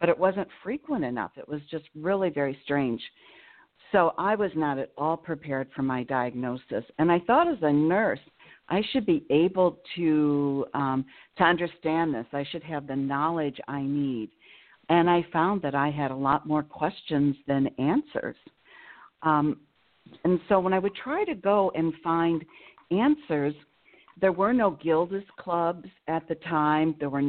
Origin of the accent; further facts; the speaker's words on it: Illinois, United States; born there; now in Madison, United States; I live in Madison, Wisconsin, and that's where I'm calling from. I was born in Illinois.